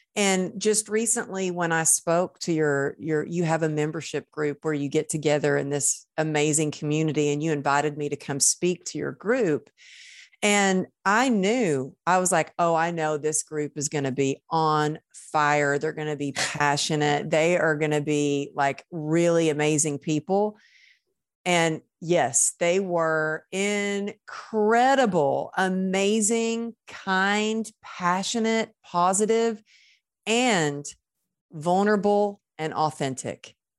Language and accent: English; Texas, United States; moved away as an adult; also born or lived in Los Angeles; I was born in Texas